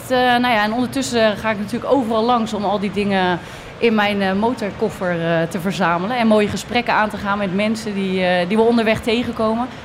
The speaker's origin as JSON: {"language": "Dutch", "town": "Westland", "region": "South Holland", "country": "Netherlands", "said": "kom je uit Rotterdam? Je hoorde dat ik uit Westland kom."}